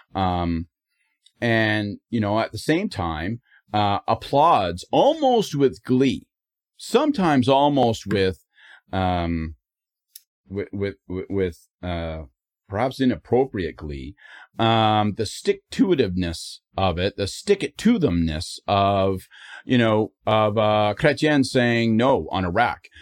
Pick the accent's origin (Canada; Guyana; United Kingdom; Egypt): Canada; I am Canadian